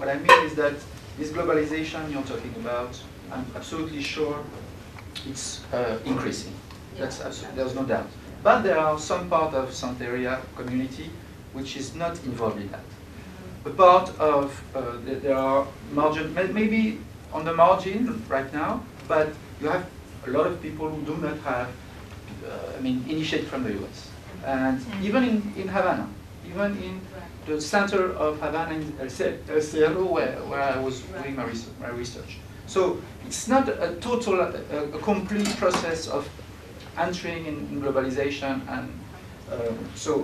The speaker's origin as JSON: {"language": "English", "country": "France", "second_language": "English", "said": "I'm from France"}